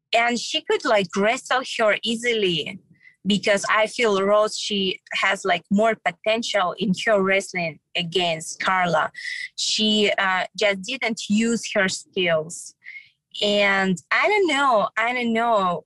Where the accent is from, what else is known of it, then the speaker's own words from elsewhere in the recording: Kyrgyzstan; moved away; visiting my home country